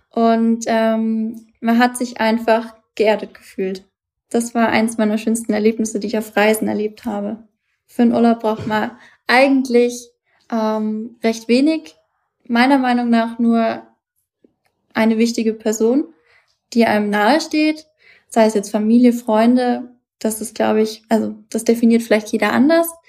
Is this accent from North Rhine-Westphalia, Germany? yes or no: no; Bavaria, Germany; Ich komme ja auch aus Bayern. Ich bin ja eigentlich äh, fränkisches Mädchen. Dementsprechend ist es für mich eigentlich wie Heimat.